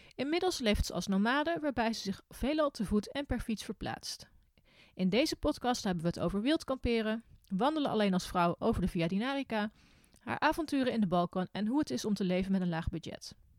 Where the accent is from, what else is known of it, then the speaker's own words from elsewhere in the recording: Arnhem, Gelderland, Netherlands; Ik kom natuurlijk uit Arnhem